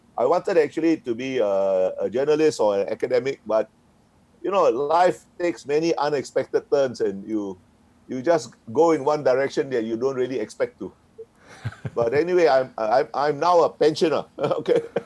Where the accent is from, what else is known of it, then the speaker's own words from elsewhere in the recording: Singapore; I was born in Singapore and grew up in Singapore